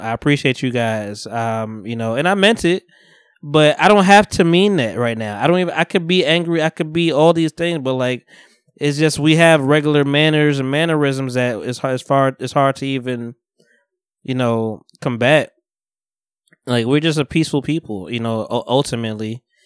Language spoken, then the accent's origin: English; Bogota, New Jersey, United States; moved away; I'm from Bogota originally, you know, North Jersey